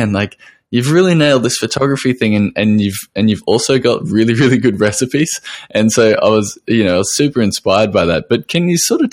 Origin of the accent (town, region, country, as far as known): Australia